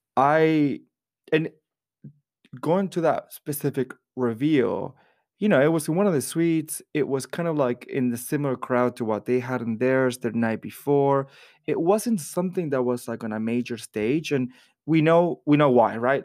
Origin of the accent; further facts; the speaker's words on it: Florida, United States; I grew up in Florida